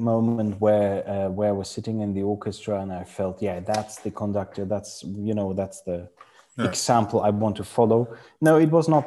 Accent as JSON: {"language": "English", "town": "Freiburg im Breisgau", "region": "Baden-Württemberg", "country": "Germany", "tie": "born or raised there", "second_language": "English", "said": "Freiburg, which is my hometown, Freiburg im Breisgau in Germany."}